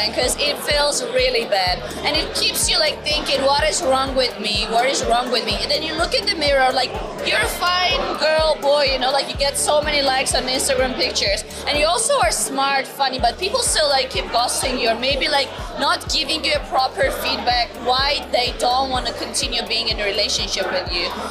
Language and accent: English; Georgia; now in New York, United States; i'm originally from georgia the country but i live in new york